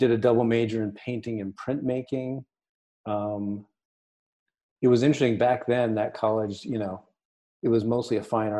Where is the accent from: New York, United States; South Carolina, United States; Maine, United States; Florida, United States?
Maine, United States; Durham; I grew up basically in Durham, Maine